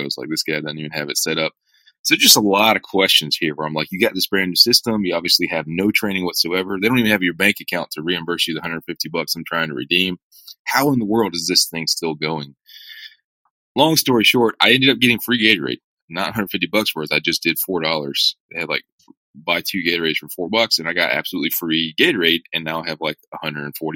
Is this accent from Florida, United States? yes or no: no; hometown south of Atlanta, Georgia, United States; my hometown south of Atlanta